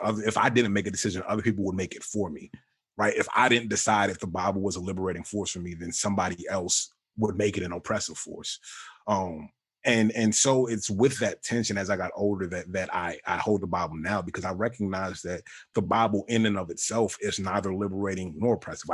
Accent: Richmond, Virginia, United States; I grew up in Richmond, Virginia for the most part

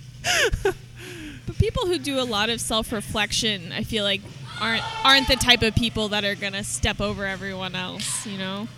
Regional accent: Oklahoma, United States; now in San Diego, United States; I'm not from San Diego. Like I'm from Oklahoma

